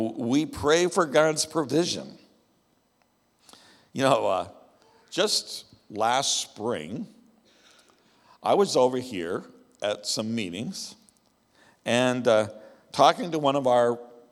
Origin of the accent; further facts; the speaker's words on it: the American West, United States; I grew up in the American West, where the ranchers were